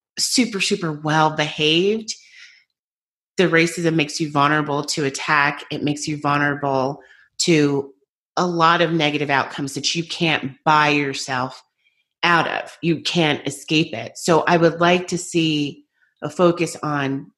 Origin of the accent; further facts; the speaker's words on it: United States; I'm American